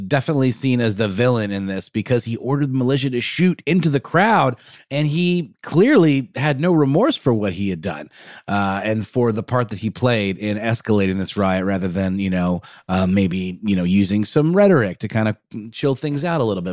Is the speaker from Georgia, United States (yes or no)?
yes; Augusta, Georgia, United States; in my hometown of Augusta that I mentioned at the top of the show. Not Augusta, Maine, Augusta, Georgia